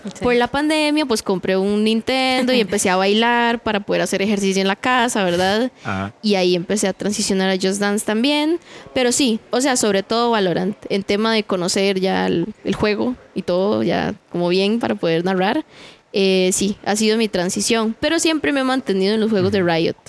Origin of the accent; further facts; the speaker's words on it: Heredia, Costa Rica; yo soy de Heredia